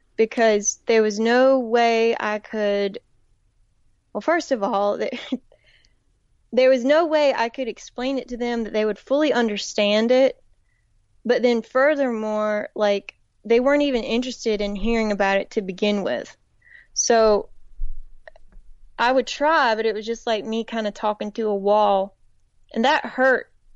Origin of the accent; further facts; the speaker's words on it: Woodland, North Carolina, United States; moved away as an adult; also born or lived in Raleigh, North Carolina; they'd hear my accent and they'd wanna know where I was from. And so I would say Woodland, which is in a, a tiny town in the northeastern part of the state